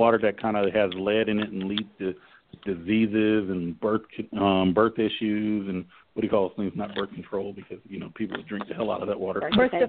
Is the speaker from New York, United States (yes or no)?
no; Flint, Michigan, United States; moved away; this is my hometown, and I still got family up there.